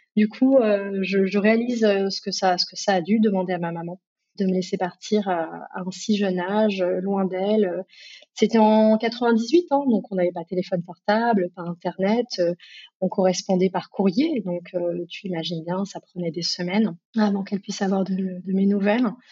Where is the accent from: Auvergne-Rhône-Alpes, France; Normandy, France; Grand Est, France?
Auvergne-Rhône-Alpes, France; Grenoble; j'ai grandi à Grenoble, dans les montagnes